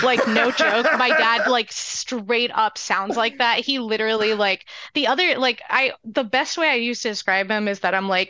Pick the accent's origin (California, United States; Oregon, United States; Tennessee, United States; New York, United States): New York, United States; New York City; also born or lived in Palestine; I was born in Brooklyn, New York, and then I moved to Palestine with my grandmother to, you know, try to go back. And I lived there until I was around 4 or 5.